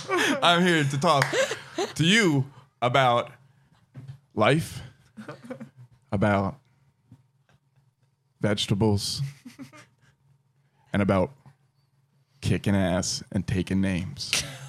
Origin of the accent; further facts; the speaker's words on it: New Jersey, United States; I'm from New Jersey